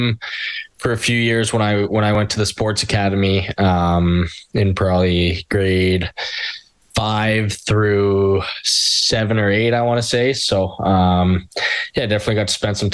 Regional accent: Edmonton, Alberta, Canada; growing up in the Edmonton area

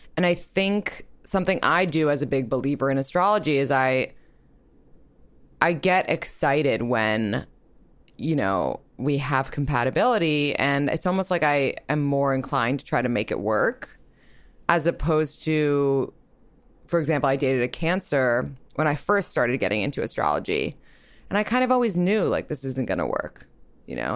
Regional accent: New York, United States; I'm also from New York, and I'm twenty-eight

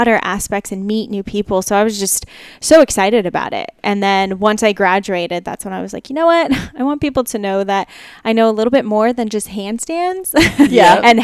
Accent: Chino Hills, California, United States; now in Los Angeles, United States; I grew up in Chino Hills

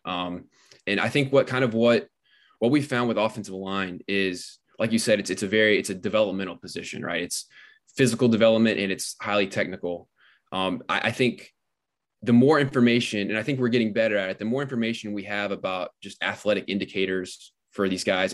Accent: South Carolina, United States; My home state

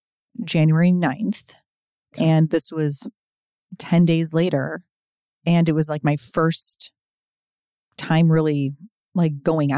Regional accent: Chicago, Illinois, United States; now in Los Angeles, United States; besides Chicago, my hometown

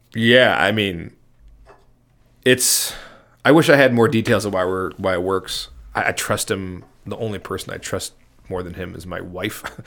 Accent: Chicago, Illinois, United States; we're from Chicago

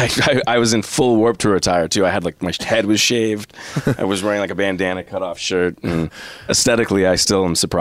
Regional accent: Mississauga, Ontario, Canada; when I was younger, I grew up in Mississauga in Streetsville, nice little kind of punk rock music scene there.

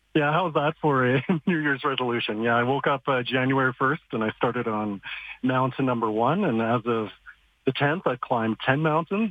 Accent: Calgary, Alberta, Canada; growing up in East Calgary

